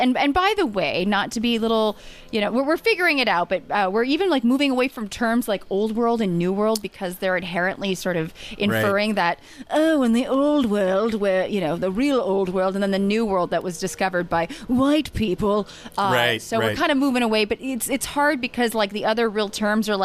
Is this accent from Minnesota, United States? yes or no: no; Los Angeles, California, United States; I grew up in Los Angeles